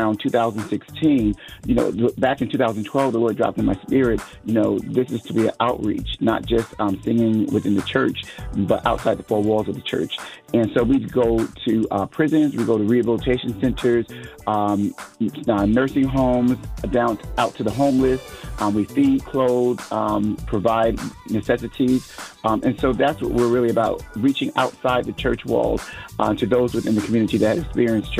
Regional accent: Connecticut, United States; now in Dallas-Fort Worth, United States; I'm originally from Connecticut, and I'm now living in Texas, Dallas, Fort Worth area in Texas

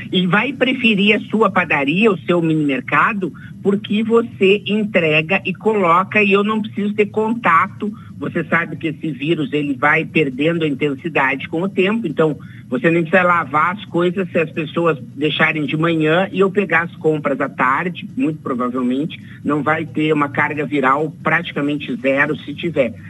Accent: Rio Grande do Sul, Brazil; Me entreguei que eu sou gaúcho

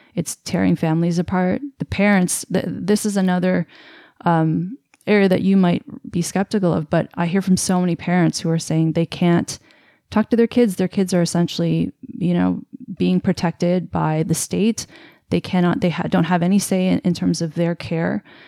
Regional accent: Canada; I'm Canadian

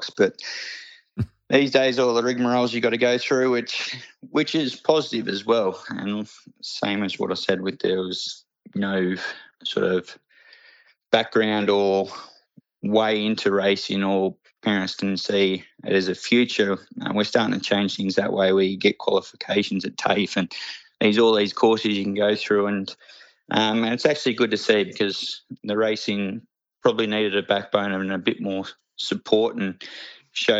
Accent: Muswellbrook, New South Wales, Australia; We grew up in Musselbrook, so you had the mines around there

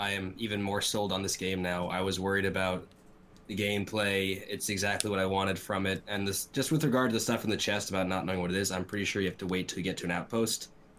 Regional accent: New York City, New York, United States; I am from the Bronx.

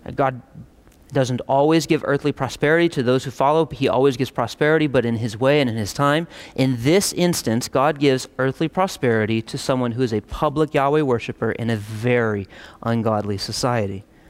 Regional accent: United States; us as contemporary American Christians

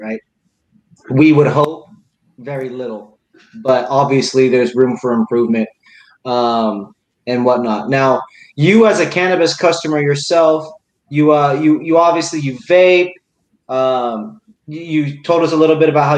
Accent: Seattle, Washington, United States; also born or lived in Indiana / Houston, Texas; I grew up in Indiana and then I grew up in Houston and then I came to Seattle, like South Seattle area. Not like downtown, nothing like that. And then me and Mitch met in college out in Eastern Washington. And so I definitely claim West Coast. I claim Seattle, where I went to elementary school, where I went to high school

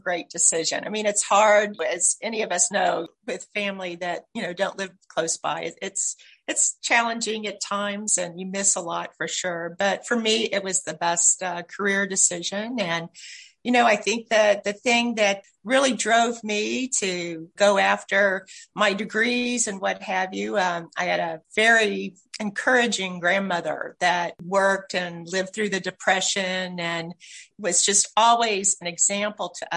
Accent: Louisville, Kentucky, United States; moved away as an adult; also born or lived in Ohio; now in California, United States; I actually am a Kentucky girl. So I grew up in Louisville.

